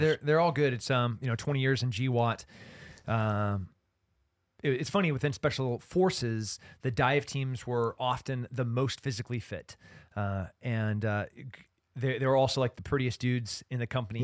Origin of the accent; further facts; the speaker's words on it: Central Coast, California, United States; growing up in California, being a Central Coast kid